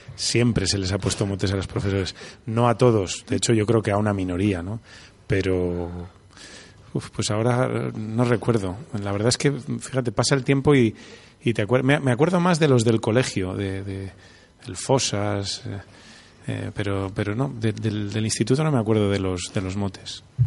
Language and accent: Spanish; Valladolid, Castile and León, Spain; me enorgullece de, de, ser vallisoletano